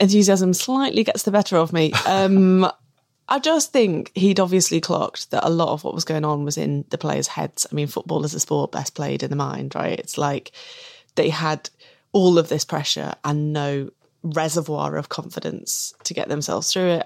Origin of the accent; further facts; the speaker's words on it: England, United Kingdom; I'm English